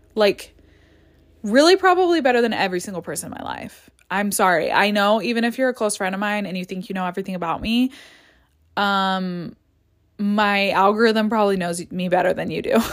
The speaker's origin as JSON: {"language": "English", "country": "United States", "tie": "born or raised there", "said": "I grew up in the United States and had my education in the United States"}